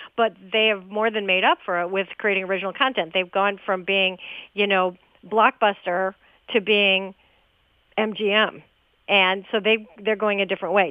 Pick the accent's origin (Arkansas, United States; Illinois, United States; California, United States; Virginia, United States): Illinois, United States; Chicago; I grew up in Chicago